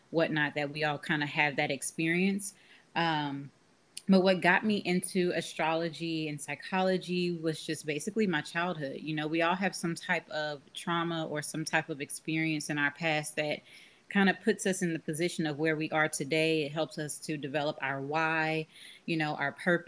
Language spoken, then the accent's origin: English; Austin, Texas, United States; Born and raised in Austin, Texas